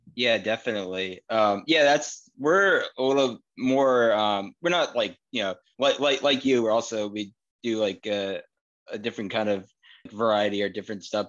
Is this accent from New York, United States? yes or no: no; Wakefield, Massachusetts, United States; I'm still in Wakefield. Glenn lives in Somerville now, but orig- both originally from Wakefield.